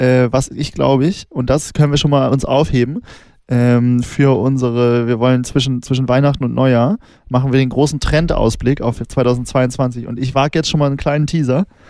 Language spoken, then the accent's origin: German; Northern Germany, Germany; ich komme ja aus Norddeutschland